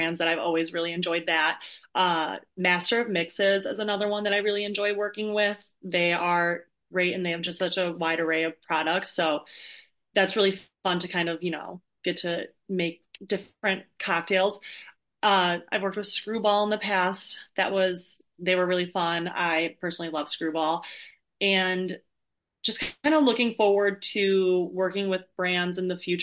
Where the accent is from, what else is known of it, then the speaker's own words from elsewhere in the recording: Chicago, Illinois, United States; I'm from Chicago